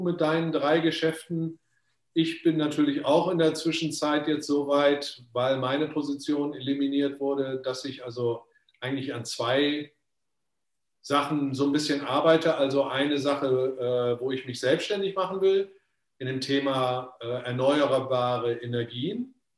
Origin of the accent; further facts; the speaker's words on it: Germany; moved away; ich bin ja schon so lange eigentlich aus Deutschland weg